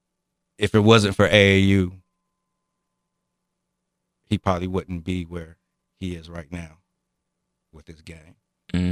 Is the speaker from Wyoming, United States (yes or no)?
no; Dayton, Ohio, United States; now in Piqua, United States; I grew up in Dayton